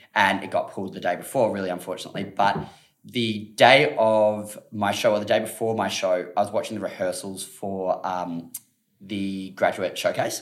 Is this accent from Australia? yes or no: yes; Australia; being an Aussie.